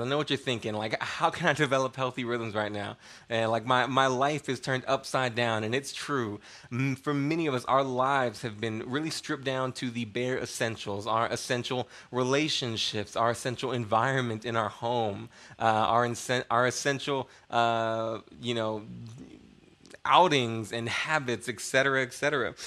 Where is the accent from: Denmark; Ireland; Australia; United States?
United States